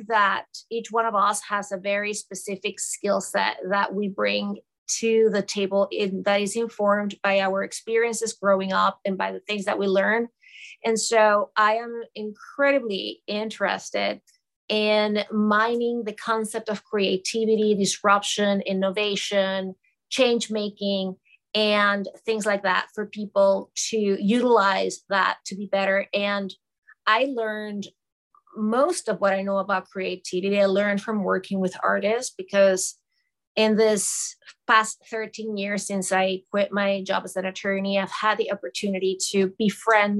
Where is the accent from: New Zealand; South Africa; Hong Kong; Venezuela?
Venezuela; Caracas, Capital District; moved away as an adult; now in New York City, United States; I was born and raised in Caracas, Venezuela, and I moved to the United States in the late 90s.